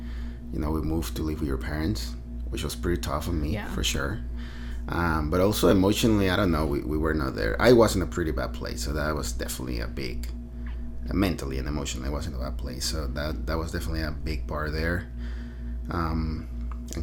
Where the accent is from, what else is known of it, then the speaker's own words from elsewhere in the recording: Venezuela; moved away as an adult; now in United States; Well, I was born and raised in Venezuela. It's a little country in South America. Beautiful country that I love. I basically grew up there, spent almost 30 years of my life there.